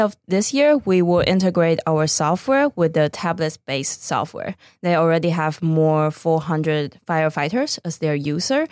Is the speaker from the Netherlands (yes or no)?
no; Taiwan; moved away as an adult; also born or lived in Boston; now in Los Angeles, United States; back in my home country, Taiwan